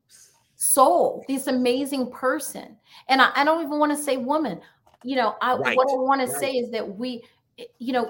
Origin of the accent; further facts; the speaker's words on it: New York, United States; I grew up in New York